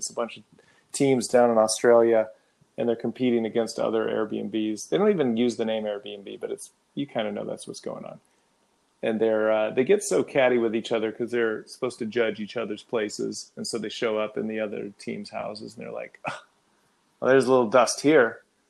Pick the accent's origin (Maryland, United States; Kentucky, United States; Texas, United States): Texas, United States; I don't remember seeing a lot of them growing up in Texas.